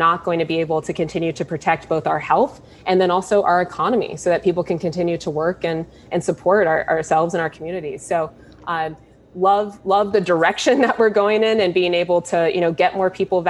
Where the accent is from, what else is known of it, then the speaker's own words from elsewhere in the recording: Columbus, Ohio, United States; I was born in Columbus, given up for adoption. I lived in a foster home as an infant for the first 9 months of my life, and then was adopted and raised on the east side of the city